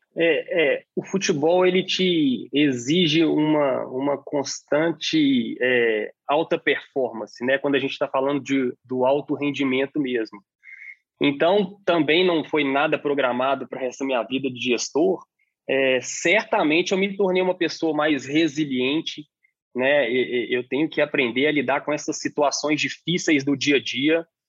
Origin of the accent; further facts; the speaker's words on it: Belo Horizonte, Minas Gerais, Brazil; also born or lived in Portugal; Sou de Belo Horizonte. Sou de Belo Horizonte